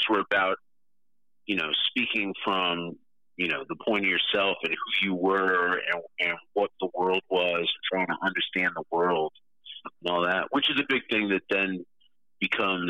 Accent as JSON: {"language": "English", "region": "New York", "country": "United States", "said": "I'm also from New York"}